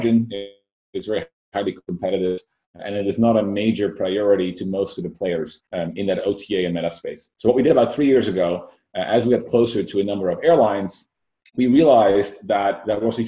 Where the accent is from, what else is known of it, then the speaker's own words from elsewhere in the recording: Netherlands; moved away as an adult; now in Silicon Valley, United States; I moved to Silicon Valley about 7 years ago, born and raised in the Netherlands